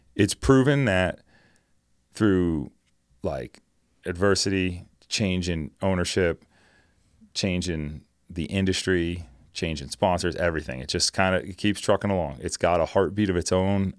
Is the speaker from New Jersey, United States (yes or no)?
yes; New Jersey, United States; born and raised in New Jersey